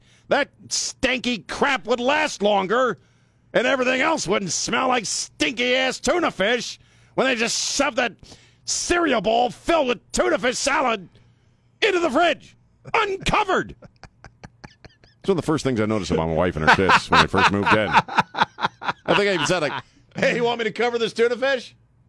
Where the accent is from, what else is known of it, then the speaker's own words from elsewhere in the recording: Chesapeake Bay, United States; Yeah, I grew up on Chesapeake Bay. I mean, we moved around a lot, but I grew up basically on Chesapeake Bay.